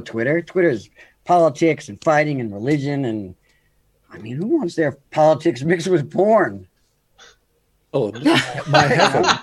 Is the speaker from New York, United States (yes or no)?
yes; New York, United States; I'm from the United States, New York